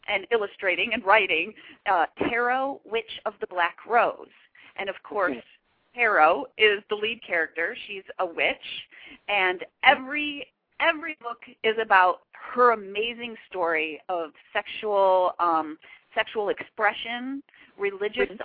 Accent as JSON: {"language": "English", "region": "Michigan", "country": "United States", "tie": "born or raised there", "also_born_or_lived": "Chicago, Illinois", "moved": "yes", "lives_now": "Hollywood, United States", "said": "I grew up in Michigan originally, but I did live in Chicago for a long time"}